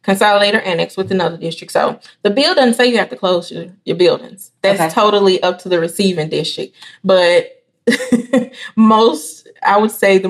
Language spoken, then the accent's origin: English; Elaine, Arkansas, United States; I'm from Elaine, Arkansas. I was a part of the last graduating class out of that district.